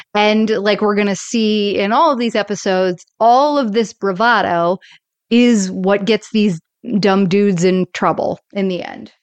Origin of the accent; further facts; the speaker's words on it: Florida, United States; I grew up in Florida